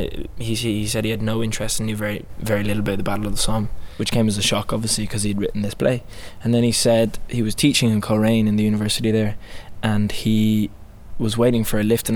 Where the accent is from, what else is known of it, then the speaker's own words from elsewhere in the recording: Ireland; moved away as an adult; also born or lived in Wales; I trained at Royal Welsh, but I grew up in Ireland